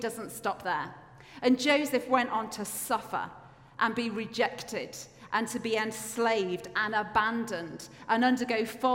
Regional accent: Yorkshire and the Humber, United Kingdom; now in Edinburgh, United Kingdom; I grew up in Yorkshire, and we didn't have as good a bus service where I lived

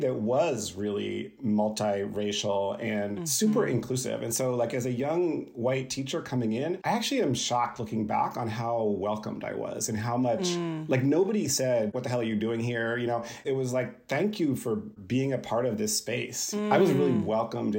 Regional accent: Columbia, Maryland, United States; moved away as an adult; also born or lived in San Francisco; I grew up on the East Coast in Columbia, Maryland, which was a planned community that was racially integrated.

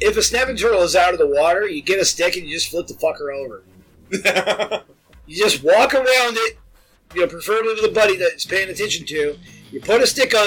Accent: the South, United States; I'm from the South

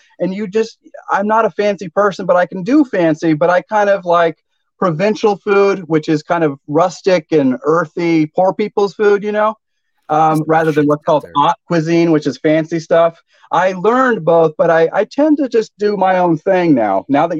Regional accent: San Luis Obispo, California, United States; moved away as an adult; also born or lived in Georgia; now in Albany, United States; my hometown of San Luis Obispo, California

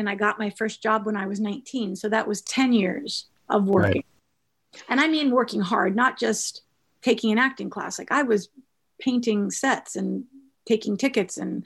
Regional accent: Las Vegas, Nevada, United States; also born or lived in Michigan; I am originally from the Midwest. I'm from Michigan. And my family moved out to Las Vegas when I was about, I think I was going into first grade.

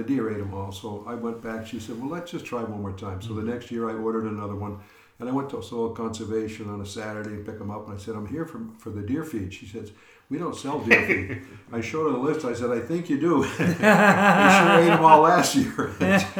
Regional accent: Boston, Massachusetts, United States; moved away; I grew up in the Boston area

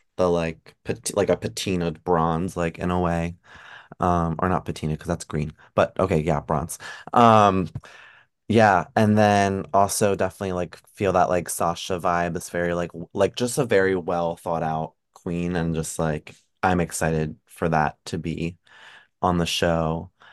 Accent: Pennsylvania, United States; I'm also from P A, like, I'm from Pennsylvania, so, like, not far, like, thirty minutes from Hershey

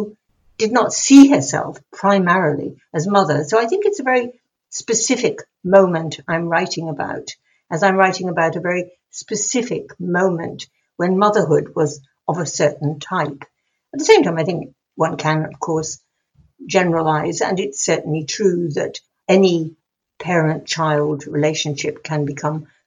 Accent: England, United Kingdom; being English

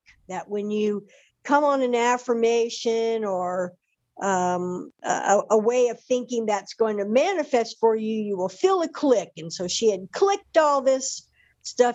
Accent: Deep South, United States; I come from the Deep South, raised in a very conservative Southern Baptist church

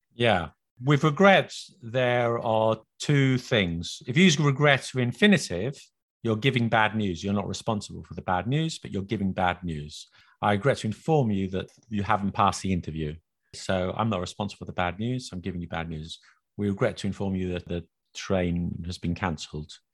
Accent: England, United Kingdom; accent: very British, very English; now in France; live in France and I try to speak French, but my accent is very British, very English

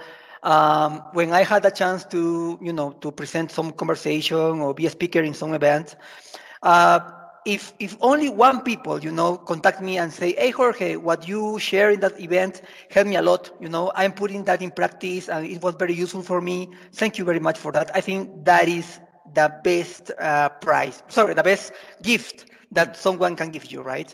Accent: Lima, Peru; I'm from Peru, from Lima, Peru in South America.

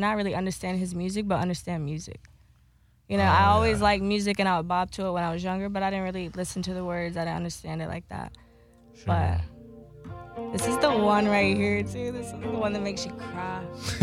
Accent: North Carolina, United States; moved away as an adult; also born or lived in Myrtle Beach, South Carolina / New York; I grew up in North Carolina

